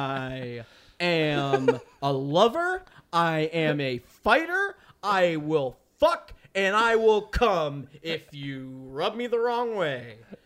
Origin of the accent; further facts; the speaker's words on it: Atlanta, Georgia, United States; I was born in Atlanta, Georgia on June 11th at night, sometime after 8 p.m. 1992. I am 30 years old.